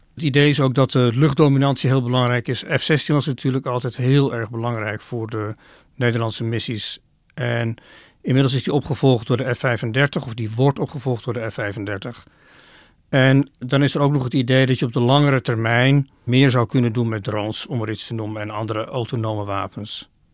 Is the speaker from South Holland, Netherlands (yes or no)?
no; Oirschot, North Brabant, Netherlands; moved away; Ik heb in mijn kindertijd een aantal jaren in Oorschot gewoond